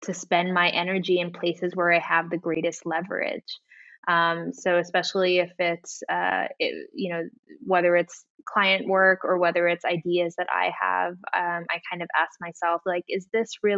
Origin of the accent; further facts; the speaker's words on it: Guam; moved away as an adult; also born or lived in San Francisco, California, United States; now in Amsterdam, Netherlands; I was born in San Francisco. My mother's from Guam, my father's from Italy. They split up when I was young, around 8, and I moved to Guam